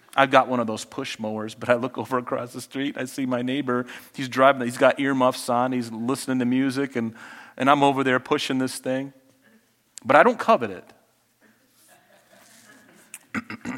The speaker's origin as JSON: {"language": "English", "town": "Flint", "region": "Michigan", "country": "United States", "tie": "born or raised there", "said": "my brother and I, you know, we grew up in Flint, Michigan"}